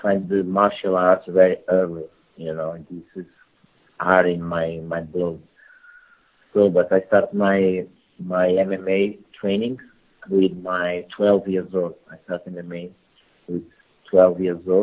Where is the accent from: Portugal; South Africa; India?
Portugal; English is a second language; also born or lived in Angola; I born in Angola and as a kid, but I moved from Portugal very early, from my 4 years old. I moved from Portugal